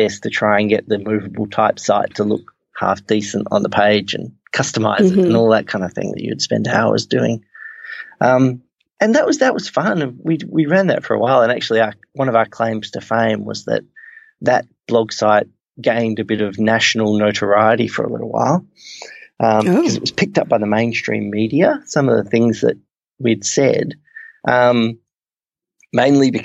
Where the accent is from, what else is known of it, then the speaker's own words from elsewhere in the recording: Perth, Western Australia, Australia; I'm from Perth, which is the other side of Australia, the West Coast.